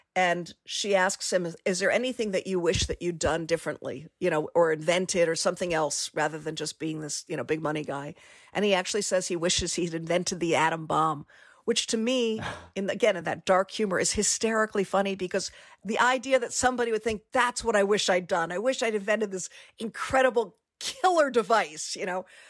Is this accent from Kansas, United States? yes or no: no; Washington, District of Columbia, United States; I grew up in Washington, D C